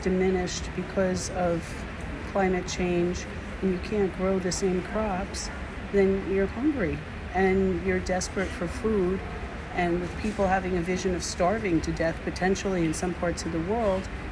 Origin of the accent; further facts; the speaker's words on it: New Jersey, United States; I'm from New Jersey in the United States.